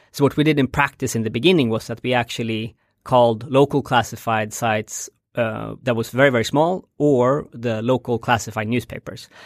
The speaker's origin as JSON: {"language": "English", "town": "Stockholm", "region": "Stockholm County", "country": "Sweden", "tie": "born or raised there", "also_born_or_lived": "Bangladesh", "moved": "as an adult", "said": "I'm born and raised in Stockholm, uh, in the rural part of Stockholm"}